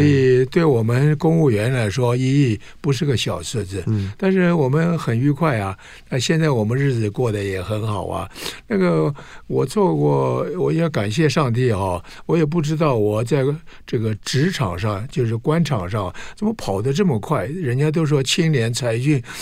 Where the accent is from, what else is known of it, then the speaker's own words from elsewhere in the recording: Anhui, China; now in Taiwan; 我出生在安徽嘛，在生下来，我是老大